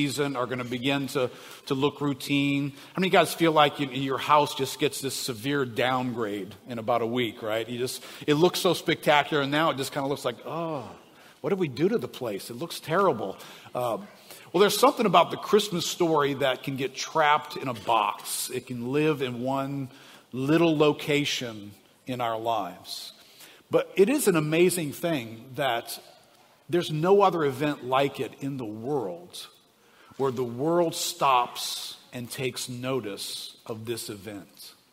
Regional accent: New Orleans, Louisiana, United States; I grew up here in New Orleans.

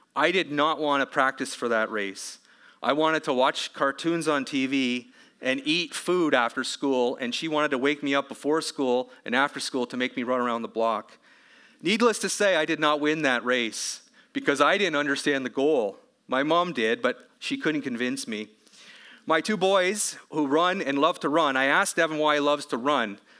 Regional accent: Canada; as a Canadian

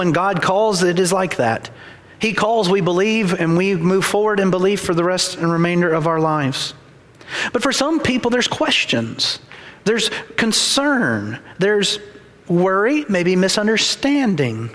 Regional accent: Ackerman, Mississippi, United States; I grew up in Ackerman, Mississippi, small town, no red lights, three places to eat

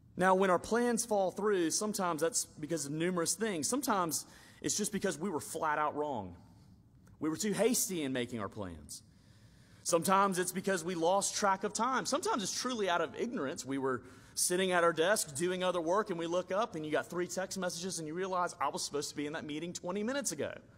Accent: Alabama, United States; I grew up in Alabama and we would go deep sea fishing a lot

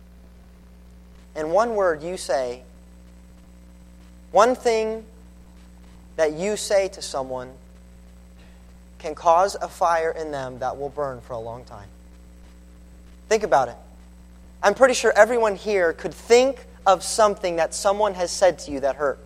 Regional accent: Colorado, United States; moved away as an adult; also born or lived in California; I grew up in Colorado

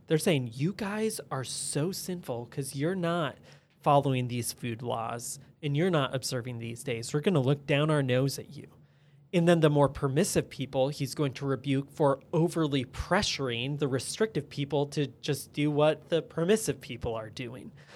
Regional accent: United States; especially as American citizens

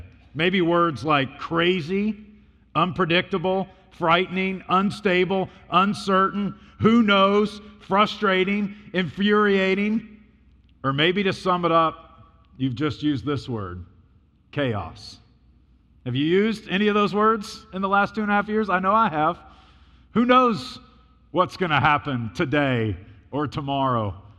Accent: Illinois, United States; also born or lived in North Carolina; now in New York, United States; So I was born and raised in Illinois, so I was a Midwesterner, and then the Lord moved us to North Carolina, and so I got a good dose of the South, and then he moved us to New York.

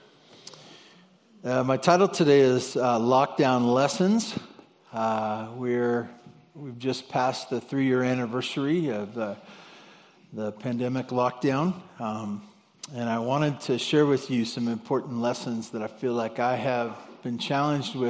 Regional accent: Santa Barbara, California, United States; my grandparents that I grew up with in Santa Barbara

